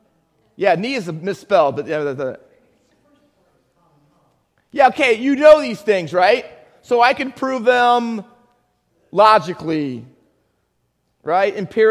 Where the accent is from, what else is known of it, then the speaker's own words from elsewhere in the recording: Findlay, Ohio, United States; also born or lived in Camden, New Jersey; I was born in Camden. Come on. Cooper Hospital. Kevin Carver. Whew. All right. I went to elementary school in Findlay, Ohio.